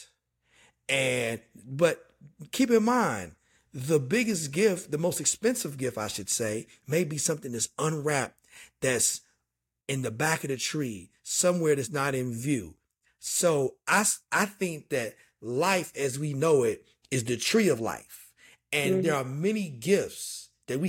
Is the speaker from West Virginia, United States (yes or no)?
yes; Dunbar, West Virginia, United States; moved away as an adult; also born or lived in Charleston, West Virginia; born in Charleston, raised in Dunbar, just outside of Charleston